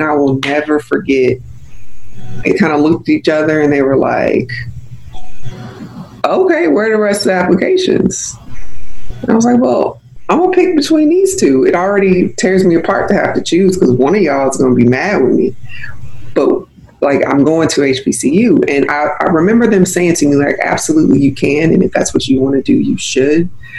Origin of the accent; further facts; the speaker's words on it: Mississippi, United States; also born or lived in Germany / Virginia; But I went to high school in Virginia, the DC area, so a lot of people assume I'm from Virginia, but I'm actually from Mississippi.